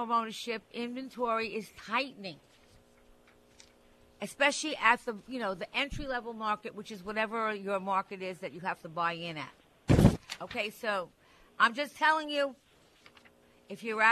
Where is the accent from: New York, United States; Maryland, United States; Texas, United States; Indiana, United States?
New York, United States; Long Island; I'm from Long Island like you, so I loved growing up there